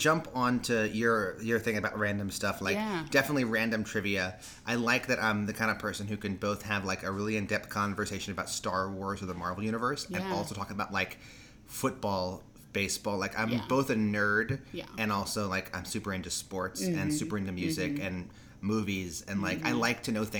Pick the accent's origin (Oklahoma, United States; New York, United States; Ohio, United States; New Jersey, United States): New York, United States; New York City; I grew up in Manhattan, but all my family's Southern. So I grew up around Southern accents and grew up in New York City.